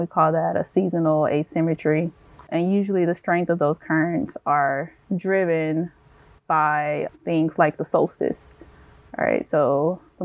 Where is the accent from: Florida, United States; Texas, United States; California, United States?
Texas, United States; Houston; moved away; I grew up, or I'm from Houston, Texas, inner city Houston, Texas.